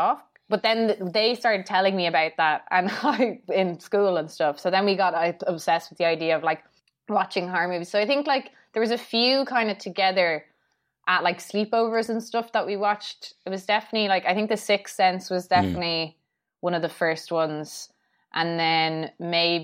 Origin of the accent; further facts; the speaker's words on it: Ireland; I'm obviously from Ireland, and I think here, obviously, everyone's basically Irish Catholic